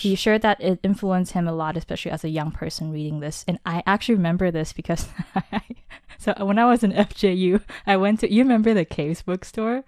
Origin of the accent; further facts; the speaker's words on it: Taiwan; I'm born and raised in Taiwan.